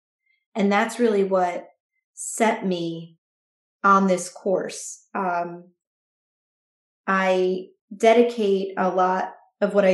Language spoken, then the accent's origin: English; New Jersey, United States; I am a writer from New Jersey